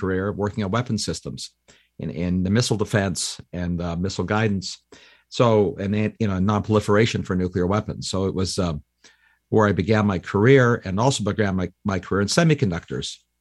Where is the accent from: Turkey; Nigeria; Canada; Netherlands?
Canada; now in United States; I'm a Canadian that became an American